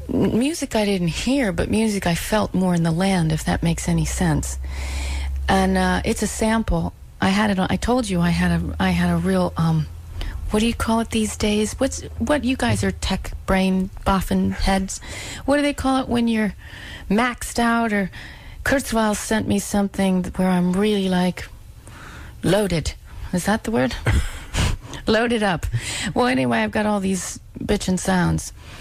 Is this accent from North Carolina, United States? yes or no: yes; North Carolina, United States; I was born in North Carolina.